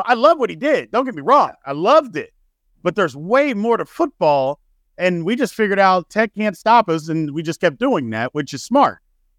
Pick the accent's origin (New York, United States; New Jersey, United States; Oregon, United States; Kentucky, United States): Kentucky, United States; Louisville; I'm from Louisville, and I'm a diehard Louisville fan